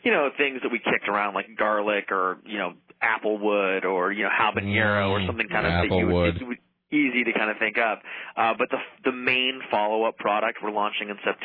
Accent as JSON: {"language": "English", "region": "Colorado", "country": "United States", "tie": "born or raised there", "moved": "yes", "lives_now": "Seattle, United States", "said": "where I grew up in Colorado"}